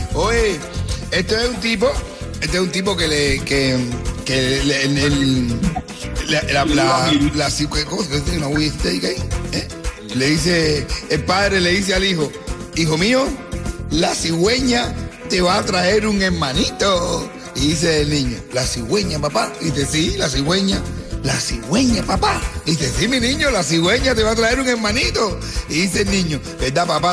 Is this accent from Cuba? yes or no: yes; Cuba; now in Miami, United States; los cubanos